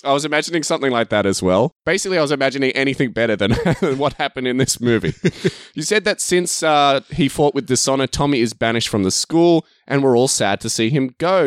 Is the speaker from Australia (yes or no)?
yes; Australia; I'm Australian